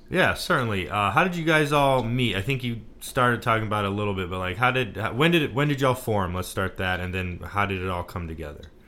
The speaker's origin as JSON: {"language": "English", "region": "Texas", "country": "United States", "moved": "yes", "said": "I'm from Texas, so I still am struggling to adapt to the cold."}